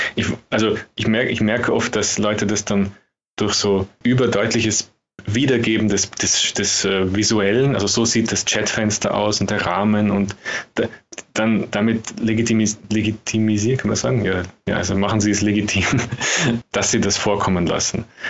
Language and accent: German; Austria; als Österreicher